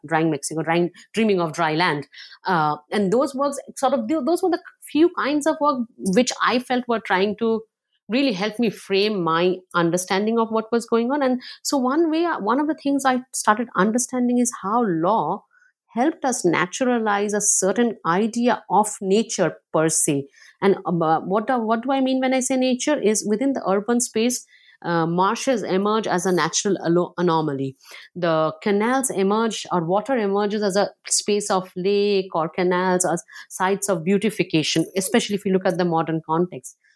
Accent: Kolkata, West Bengal, India; also born or lived in coal fields state outside Calcutta; now in Philadelphia, United States; I grew up partly in Calcutta. Like, I was born in, uh, in a state outside of Calcutta in the coal fields, extremely dry place. And then we moved to Calcutta

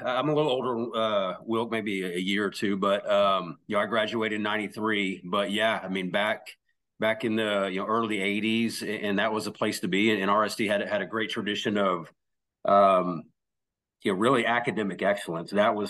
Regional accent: Dallas, Texas, United States; No, I'm from Lake Highlands.

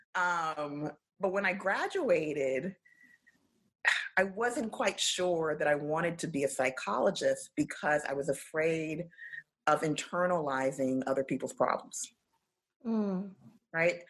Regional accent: New York City, New York, United States; I grew up in South Mid, which was the neighborhood adjacent to East Flatbush.

